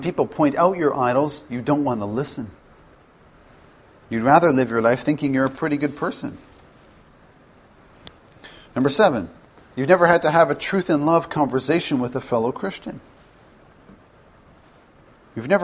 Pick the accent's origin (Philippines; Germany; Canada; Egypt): Canada; as a Canadian